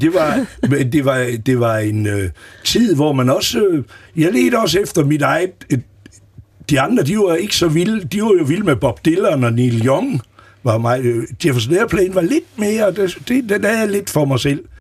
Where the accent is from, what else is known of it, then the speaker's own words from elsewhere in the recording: Aarhus, Central Denmark Region, Denmark; moved away as an adult; also born or lived in Faroe Islands / New York; jeg voksede op i Rigskov